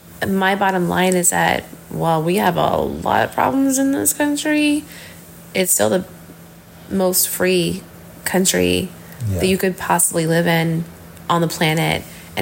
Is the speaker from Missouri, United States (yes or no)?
yes; Missouri, United States; I've lived in Missouri my entire life, within like a 1.5 hour radius of, you know, the same area.